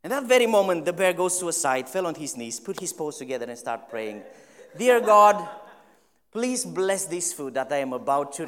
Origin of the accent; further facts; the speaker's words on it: Romania; now in Stirling, United Kingdom; I am originally from Romania.